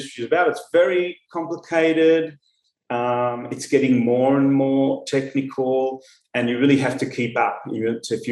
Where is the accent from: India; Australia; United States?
Australia; Melbourne, Victoria; moved away as an adult; now in Tel Aviv, Israel; I grew up in Melbourne, in Australia, and I studied dentistry at the University of Melbourne